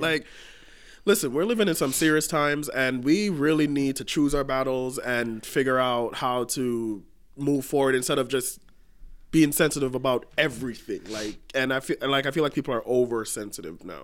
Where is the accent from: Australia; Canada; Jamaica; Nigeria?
Jamaica; moved away; I grew up in Jamaica.